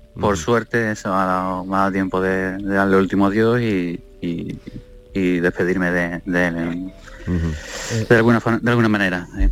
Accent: Almería, Andalusia, Spain; nosotros, los hijos, nacimos aquí en Almería

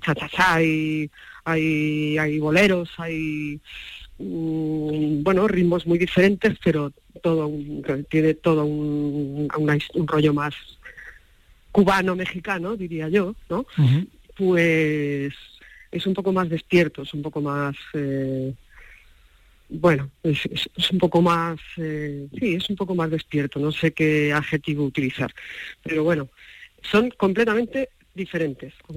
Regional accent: Catalonia, Spain; la mitad de mí es malagueña, yo soy catalana, pero la mitad de mí es mi papá era malagueño

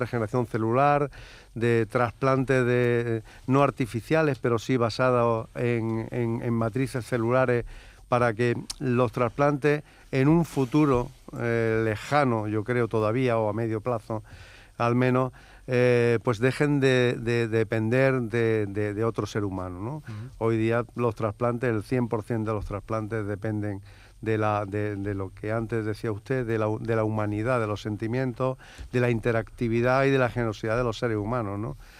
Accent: Andalusia, Spain; todos los que trabajamos ya desde hace muchísimos años y somos andaluces

